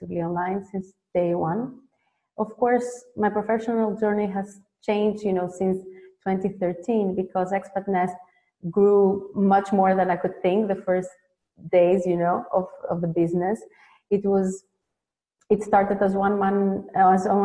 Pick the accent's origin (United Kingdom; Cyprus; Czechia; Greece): Greece; moved away as an adult; now in Netherlands; I was born and raised in Greece